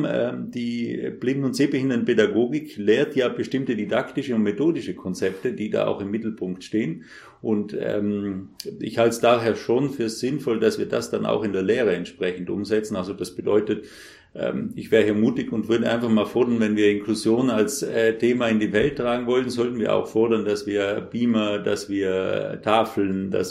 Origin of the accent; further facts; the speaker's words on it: Trentino-Alto Adige, Italy; ich komme ursprünglich aus Südtirol, was man möglicherweise am Akzent hört, den ich ja mitgenommen habe von dort und habe dort auch die Schule besucht.